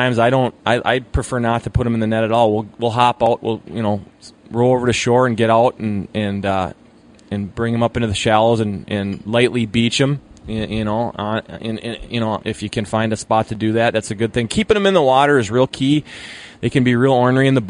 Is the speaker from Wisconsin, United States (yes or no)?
yes; Hayward, Wisconsin, United States; Where I'm coming from, Muskie, we're the home of, you know, home of world record Muskie. So on the water tower in Hayward